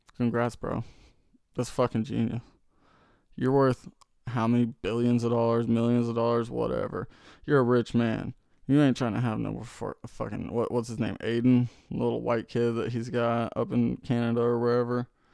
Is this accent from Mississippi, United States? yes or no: no; Tulsa, Oklahoma, United States; I'm from Tulsa. I'm from the city